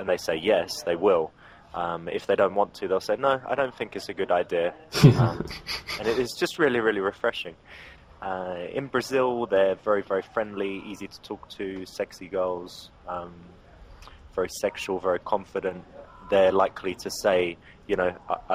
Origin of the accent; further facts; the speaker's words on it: England, United Kingdom; accent: English; I'm English.